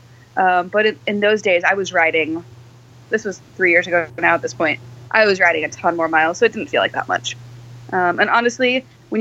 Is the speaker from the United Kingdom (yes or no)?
no; Texas, United States; now in Seattle, United States; I grew up in Texas